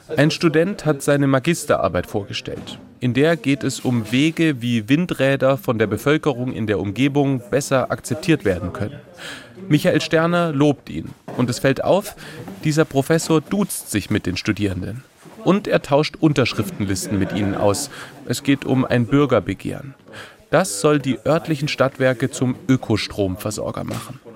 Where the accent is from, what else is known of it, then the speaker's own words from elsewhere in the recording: Stuttgart, Baden-Württemberg, Germany; moved away; Ich komme ja ursprünglich aus Stuttgart